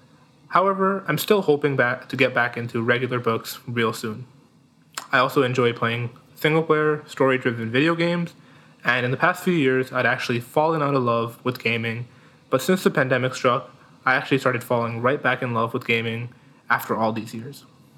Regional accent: near Toronto, Ontario, Canada; also born or lived in Gujarat, India; a user experience design junior here at SCAD with an industrial design minor. Although I was born in Gujarat, India, I've lived near Toronto in Canada for basically my whole life.

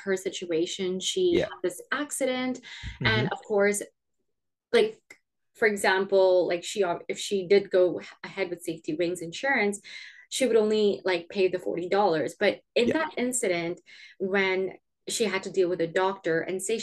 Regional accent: Canada; moved away; I'm originally from Canada

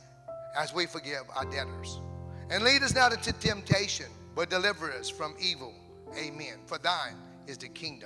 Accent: Cajun, Louisiana, United States; I'm a Cajun, pure Cajun.

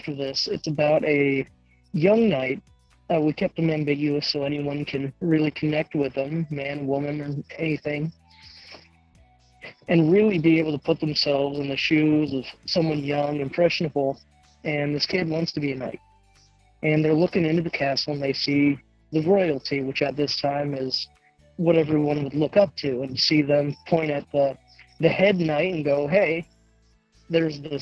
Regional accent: Fort Wayne, Indiana, United States; I was born and raised in Fort Wayne, Indiana

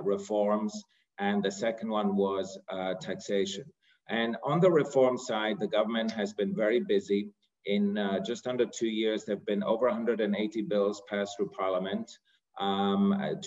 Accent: Greece; moved away; also born or lived in United Kingdom / United States / New York; So myself, I'm born and raised in Greece.

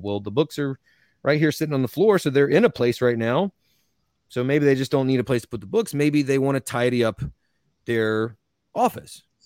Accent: North Carolina, United States; I'm from North Carolina

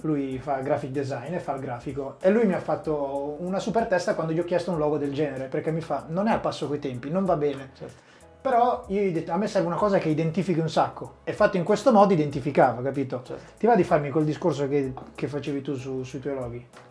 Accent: Sassuolo, Emilia-Romagna, Italy; Io sono cresciuto a Sassuolo

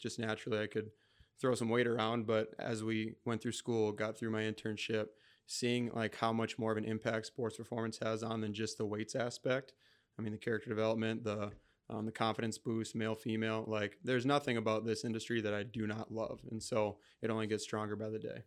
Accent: Rochester, Minnesota, United States; also born or lived in Mankato, Minnesota; I'm a Rochester native. So, I mean, I'm from Rochester, Minnesota. I was born in Mankato. Um, so I, I moved to Rochester when I was eight

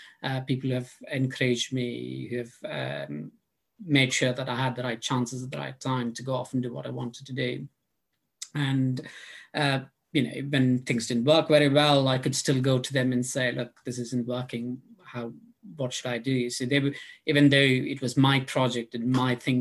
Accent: India; moved away as an adult; now in London, United Kingdom; I grew up in India

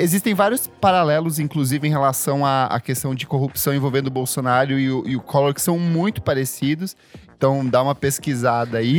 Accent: São Jorge do Oeste, Paraná, Brazil; eu cresci, eu nasci em São Jorge do Oeste

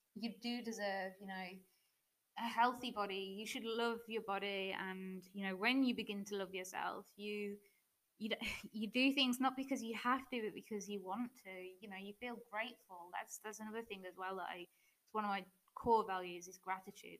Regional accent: English person, England, United Kingdom; moved away as an adult; now in Germany; I'm British, in case you hadn't already noticed. Um, but I'm currently living in Germany

